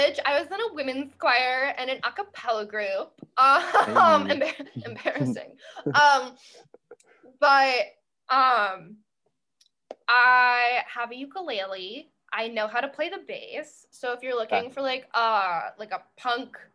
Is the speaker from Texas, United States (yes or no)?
no; Lancaster County, Pennsylvania, United States; in Lancaster County, Pennsylvania, my hometown